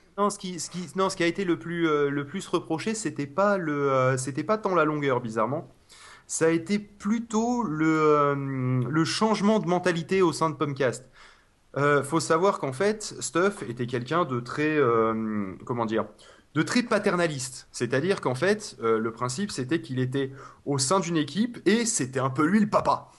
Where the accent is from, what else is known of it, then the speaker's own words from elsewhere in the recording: Toulouse, Occitania, France; je suis de Toulouse